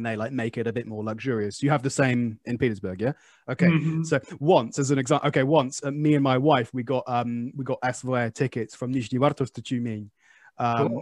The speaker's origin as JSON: {"language": "English", "region": "England", "country": "United Kingdom", "moved": "yes", "said": "I'm English."}